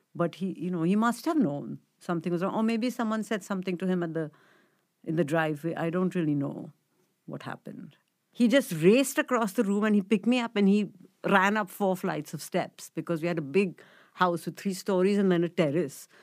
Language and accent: English; Mumbai, Maharashtra, India; so I grew up in Bombay, um, in a place called Chembur